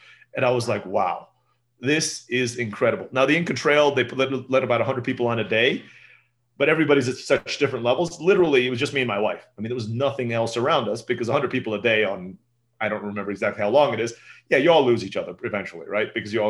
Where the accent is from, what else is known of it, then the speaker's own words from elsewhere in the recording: Turkey; The food was very familiar to me growing up in Turkey.